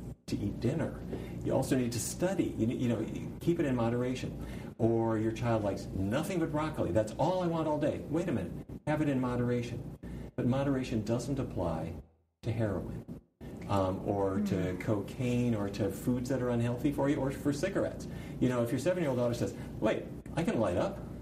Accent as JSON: {"language": "English", "town": "Fargo", "region": "North Dakota", "country": "United States", "tie": "born or raised there", "said": "I grew up in Fargo, North Dakota, and I come from a long line of cattle ranchers."}